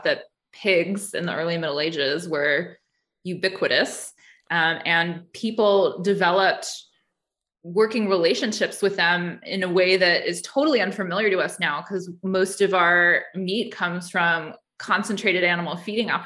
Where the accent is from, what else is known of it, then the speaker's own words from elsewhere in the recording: Denver, Colorado, United States; moved away as an adult; also born or lived in New Jersey / California; now in Georgia, United States; I am from Denver originally, went to grad school in New Jersey, lived in California a bit, but have been in Georgia for about a decade